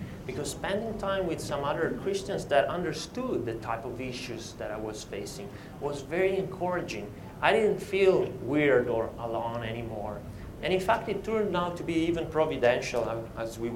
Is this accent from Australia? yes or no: no; Italy; I was born in Italy in 1978